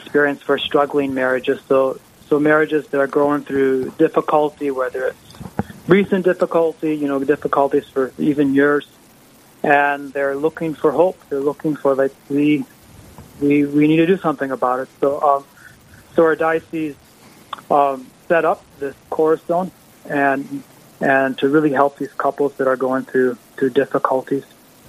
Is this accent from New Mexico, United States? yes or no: no; Halliday, North Dakota, United States; It's actually my home area. I grew up in the Halliday area.